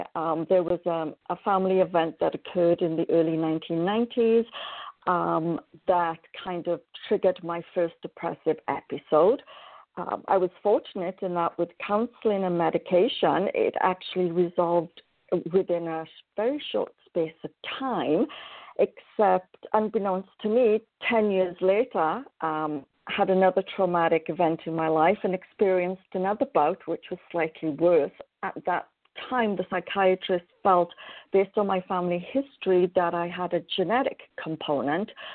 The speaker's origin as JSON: {"language": "English", "region": "Wales", "country": "United Kingdom", "tie": "born or raised there", "moved": "as an adult", "lives_now": "Canada", "said": "originally I was born in Wales a very, very, very long time ago. I always wanted to be a nurse, one of my passions in life, and so completed my nurse training in Wales. I then moved to Canada in 1987"}